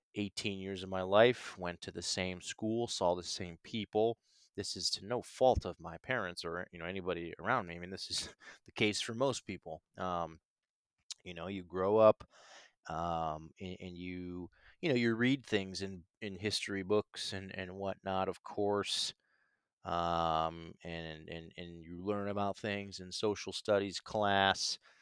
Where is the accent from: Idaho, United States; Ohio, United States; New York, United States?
Ohio, United States; Canton; moved away as an adult; now in Nashville, United States; growing up in Canton, Ohio, um, it's not a small town